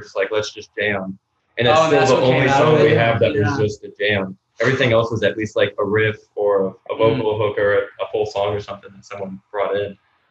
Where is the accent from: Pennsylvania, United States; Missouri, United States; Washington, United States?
Missouri, United States; Kansas City; now in Nashville, United States; I'm from Kansas City, Missouri